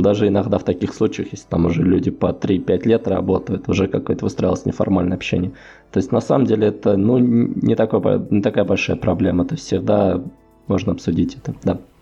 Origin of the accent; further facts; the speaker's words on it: Voronezh, Voronezh Oblast, Russia; moved away as an adult; now in Saint Petersburg, Russia; иногда в Воронеж домой